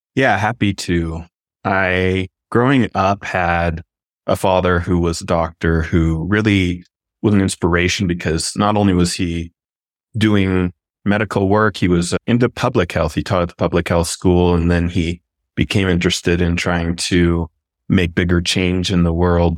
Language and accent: English; Arizona, United States; I grew up in Arizona